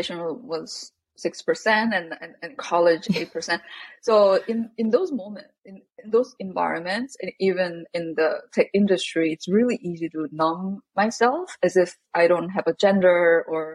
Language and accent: English; South Korea; growing up in Korea